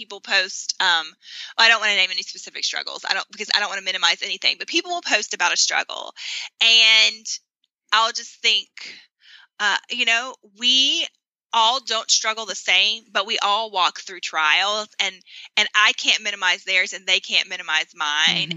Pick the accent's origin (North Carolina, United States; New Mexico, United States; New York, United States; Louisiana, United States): North Carolina, United States; moved away as an adult; even though I had grown up in North Carolina, I hadn't lived in my hometown since high school.